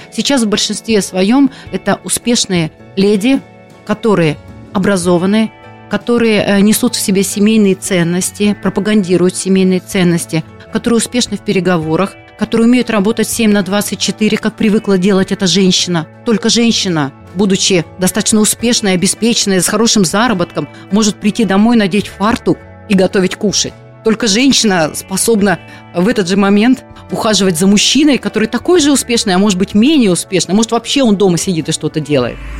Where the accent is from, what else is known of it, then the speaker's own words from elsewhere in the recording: Siberia, Russia; moved away as an adult; also born or lived in Rostov-on-Don, Russia / Moscow, Russia; now in Krasnodar, Russia; Я родилась в Сибири